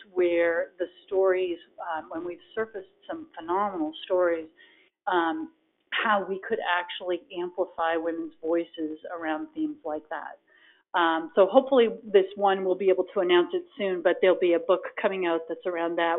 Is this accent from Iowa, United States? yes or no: no; Boston, Massachusetts, United States; I grew up in the Boston area